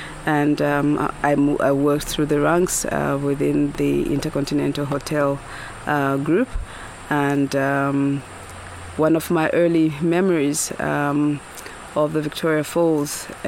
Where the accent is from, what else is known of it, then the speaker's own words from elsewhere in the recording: Lusaka, Lusaka Province, Zambia; moved away; also born or lived in Kaoma / Livingstone / Lower Zambezi; I was born and raised in Lusaka for the better part of my early years.